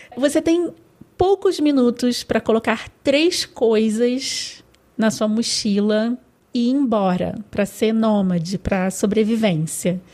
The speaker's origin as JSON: {"language": "Portuguese", "region": "Rio de Janeiro", "country": "Brazil", "said": "eu sou carioca, então eu falo pode"}